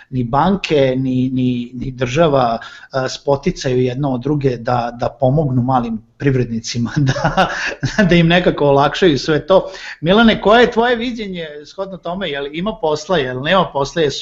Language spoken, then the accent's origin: Croatian; Serbia